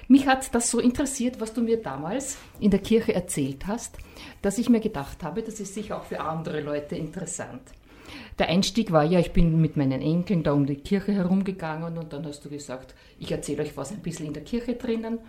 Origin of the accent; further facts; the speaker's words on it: Mühlviertel, Upper Austria, Austria; bei uns im Mühlviertel